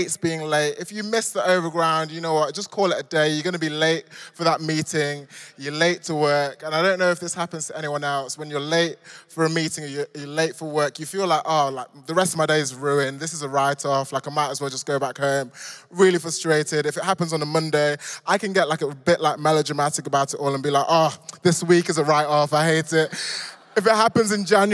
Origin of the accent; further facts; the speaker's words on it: Nottingham, East Midlands, United Kingdom; moved away as an adult; now in London, United Kingdom; I grew up in the Midlands in a place called Nottingham, Robin Hood country.